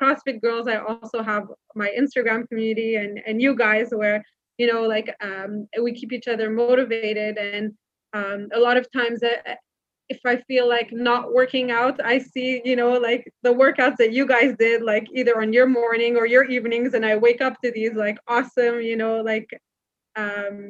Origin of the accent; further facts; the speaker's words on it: Montreal, Quebec, Canada; moved away as an adult; now in Israel; I was actually born and raised in Montreal in Canada